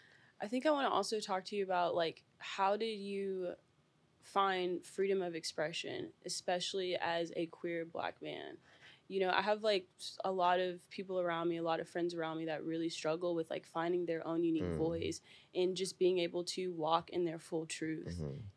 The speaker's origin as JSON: {"language": "English", "region": "the South", "country": "United States", "said": "especially where I'm from, because I'm from the South."}